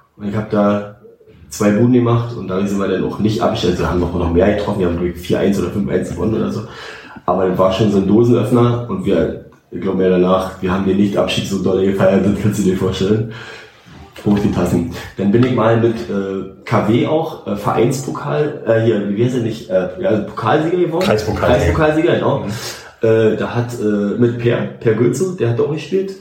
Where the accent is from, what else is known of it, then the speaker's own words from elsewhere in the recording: Northern Germany, Germany; ich bin Strandkind, ich komme von da oben, also Küsse.